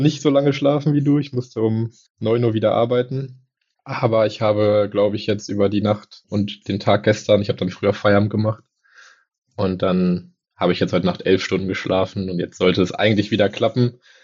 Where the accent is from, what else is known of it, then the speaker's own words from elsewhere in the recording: Germany; bei uns in Deutschland